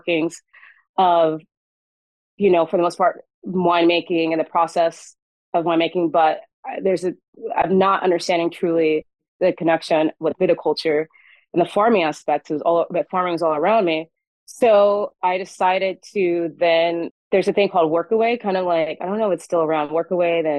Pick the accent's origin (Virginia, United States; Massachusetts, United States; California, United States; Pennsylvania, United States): California, United States; Central Valley; growing up in Central Valley